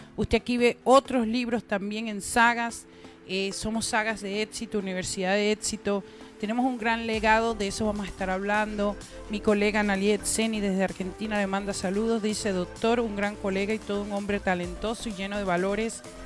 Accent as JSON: {"language": "Spanish", "country": "Venezuela", "said": "yo soy venezolana"}